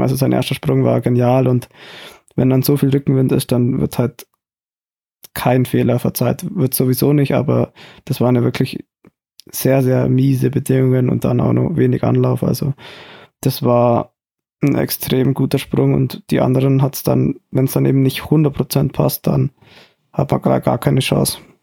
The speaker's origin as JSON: {"language": "German", "town": "Oberstdorf", "region": "Bavaria", "country": "Germany", "moved": "yes"}